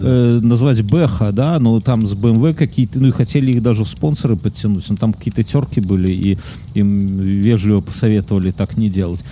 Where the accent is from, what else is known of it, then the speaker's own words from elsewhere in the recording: Belarus; я, потому что из Беларуси